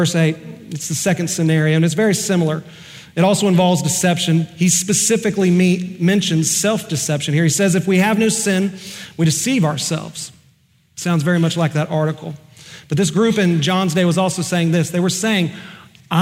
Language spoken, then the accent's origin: English; Oklahoma, United States; I'm just from Oklahoma.